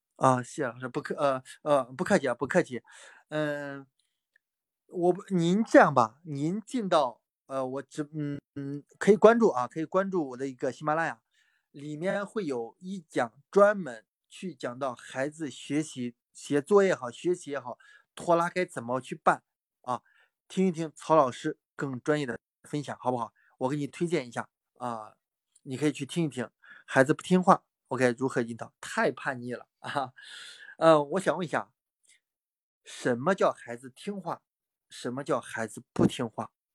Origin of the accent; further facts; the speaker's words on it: Pingdingshan, Henan, China; 我老家是河南啊，河南平陵山的